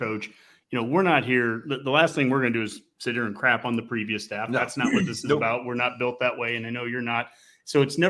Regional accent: Columbus, Nebraska, United States; we're from Columbus

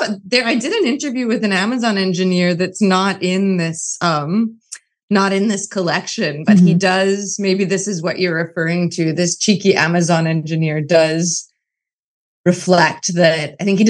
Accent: New York City, New York, United States; I'm actually an imposter cosmopolitan. I'm just an Irish Catholic kid from Brooklyn. So I learned all these languages in college and later.

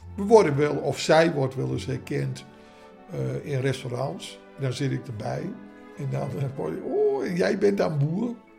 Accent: Amsterdam, North Holland, Netherlands; ik kom uit Amsterdam

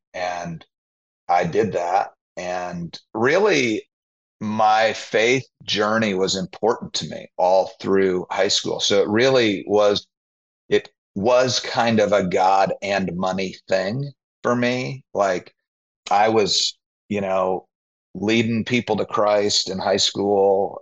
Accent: Naperville, Illinois, United States; I grew up in the western suburbs of Chicago, a place called Naperville

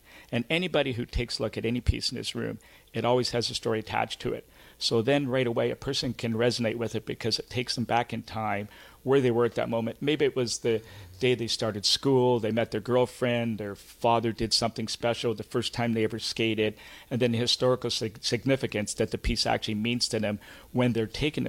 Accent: Toronto, Ontario, Canada; I was just a young kid growing up in Scarborough

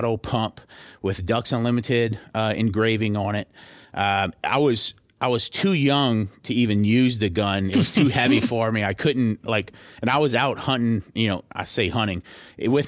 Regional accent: Thibodaux, Louisiana, United States; moved away as an adult; now in New York City, United States; I'm from Thibodaux, Louisiana, which is a little small town, a little bayou community, about 15,000 people in South Louisiana.

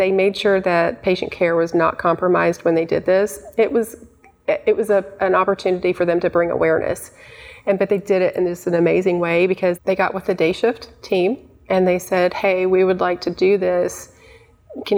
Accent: Knoxville, Tennessee, United States; I'm from Knoxville

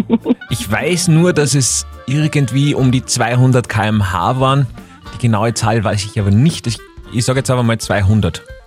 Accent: Austria; Bei uns in Österreich

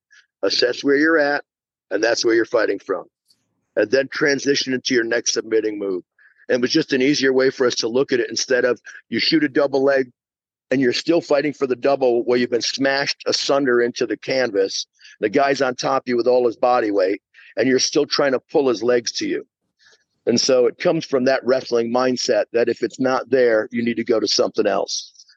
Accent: New Jersey, United States; moved away as an adult; also born or lived in New York; now in Atlanta, United States; So I'm in New York. I was born in New York, grew up in Jersey, back in New York

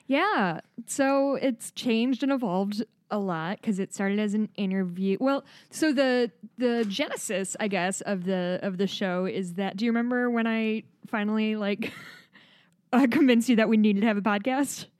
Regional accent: Midwest, United States; accent: Midwest; my Midwest accent comes out really hard sometimes

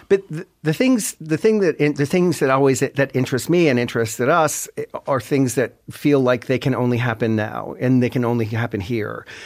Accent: Sydney, Nova Scotia, Canada; also born or lived in Toronto; I'm from Cape Breton, and I'm, I'm living there a lot of the time

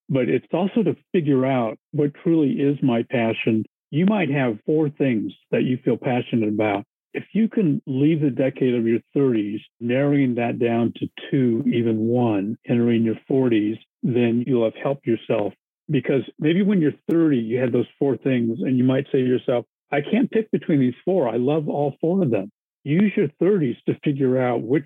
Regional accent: United States; I'm Japanese American

